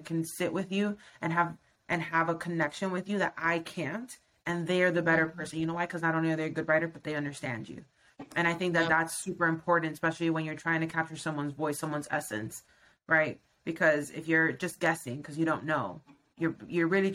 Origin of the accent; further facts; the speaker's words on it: Miami, Florida, United States; moved away as an adult; I'm from Miami, Florida.